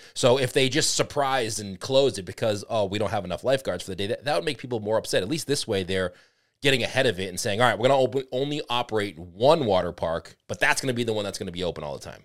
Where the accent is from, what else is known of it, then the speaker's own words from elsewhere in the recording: New England, United States; we are from the Blizzard New England area